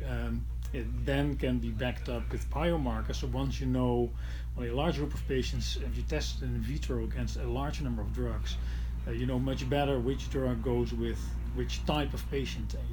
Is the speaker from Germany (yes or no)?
no; Netherlands; in my home country, in the Netherlands